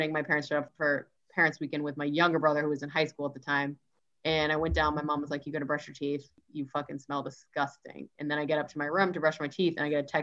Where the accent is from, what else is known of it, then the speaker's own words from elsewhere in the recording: Beverly, Massachusetts, United States; I'm from Massachusetts